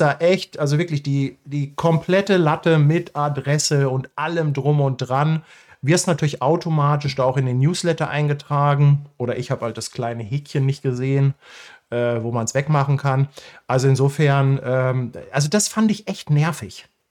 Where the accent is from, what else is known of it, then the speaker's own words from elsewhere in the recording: Hamburg, Germany; für mich als Hamburger